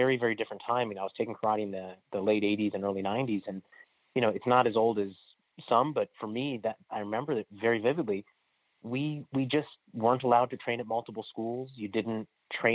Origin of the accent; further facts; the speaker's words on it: Silver Spring, Maryland, United States; I grew up in the Silver Spring, Maryland area. I still live here